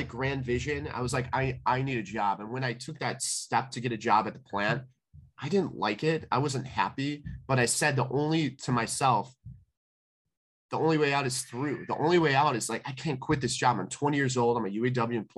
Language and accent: English; Calumet City, Illinois, United States; I grew up in Calumet City